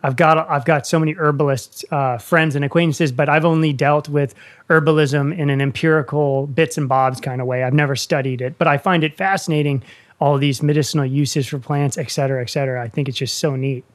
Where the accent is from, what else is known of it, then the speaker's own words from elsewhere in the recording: Northern Virginia, United States; also born or lived in Blue Ridge Mountains; I'm from Northern Virginia, and now I live in the Blue Ridge Mountains